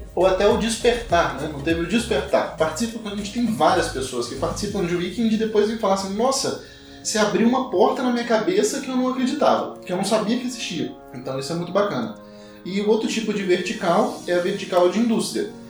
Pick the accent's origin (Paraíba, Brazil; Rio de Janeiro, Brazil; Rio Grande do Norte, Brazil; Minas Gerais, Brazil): Minas Gerais, Brazil; Carangola; now in São Paulo, Brazil; Sou mineiro, venho de uma cidade que chama Carangola